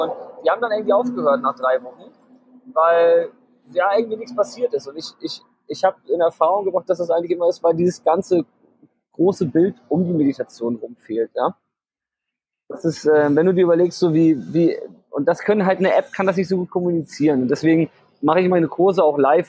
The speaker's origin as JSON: {"language": "German", "region": "Hamburg", "country": "Germany", "also_born_or_lived": "Vietnam", "said": "ich komme aus Hamburg und lebe ein halbes Jahr auch immer in Vietnam"}